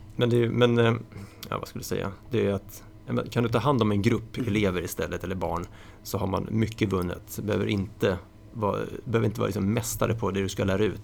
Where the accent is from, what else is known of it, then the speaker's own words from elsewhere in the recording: Tyresö, Stockholm County, Sweden; Jag hade spelat schack när jag var liten med, eh, i Tyresö. Ja. Eller Bollmora heter det då